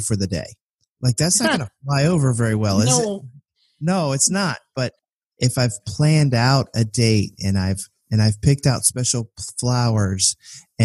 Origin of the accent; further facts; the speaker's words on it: Richmond, Virginia, United States; growing up in Richmond, Virginia, which was the capital of the Confederacy